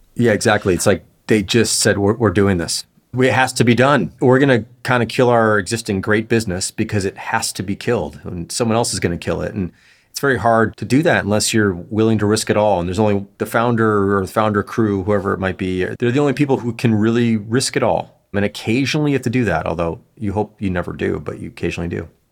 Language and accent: English; Chicago, Illinois, United States; moved away as an adult; now in Los Angeles, United States; grew up in Chicago